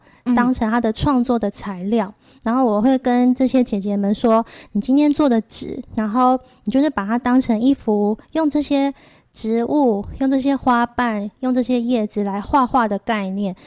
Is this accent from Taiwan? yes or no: yes; Changhua County, Taiwan; 我是彰化人